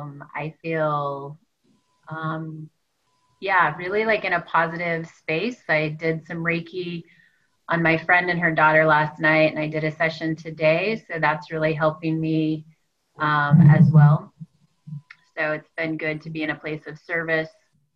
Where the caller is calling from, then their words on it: Nashville, Tennessee, United States; I'm checking in from Nashville, Tennessee.